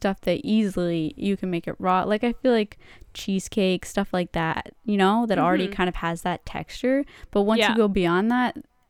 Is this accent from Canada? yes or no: yes; Canada; It's in our contract there. As a Canadian.